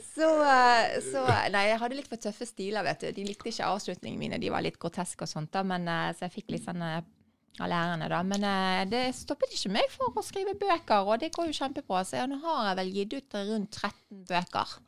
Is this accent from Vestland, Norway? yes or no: yes; Bergen, Vestland, Norway; er jeg jo fra Bergen